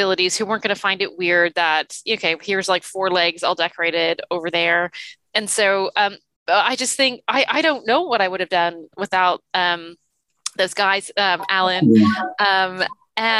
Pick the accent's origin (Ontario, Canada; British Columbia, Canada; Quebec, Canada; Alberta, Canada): Ontario, Canada; Toronto; also born or lived in New Zealand; as you can tell from my accent, I grew up in Toronto